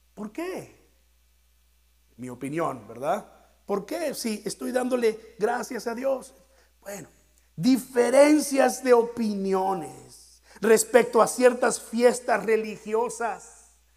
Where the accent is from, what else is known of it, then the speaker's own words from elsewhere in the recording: Mexico; aquellos de nosotros que somos mexicanos